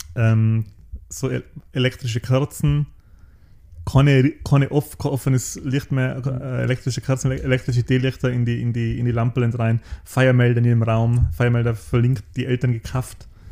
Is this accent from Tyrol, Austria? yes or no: yes; Außerfern, Tyrol, Austria; im Austerfahren, wo ich herkomme